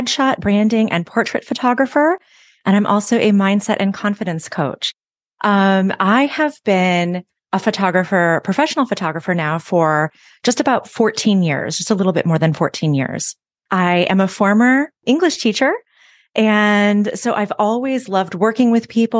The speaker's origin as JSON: {"language": "English", "town": "Chicago", "region": "Illinois", "country": "United States", "moved": "as an adult", "lives_now": "Nashville, United States", "said": "I'm originally from the Chicago area, and I moved here to Nashville about 8 years ago"}